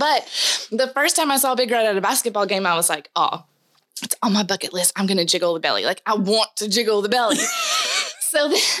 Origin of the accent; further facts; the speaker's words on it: Mount Juliet, Tennessee, United States; also born or lived in Kentucky; Born and raised here, Middle Tennessee. I grew up in Mount Juliet, which is just 20 miles east of the city.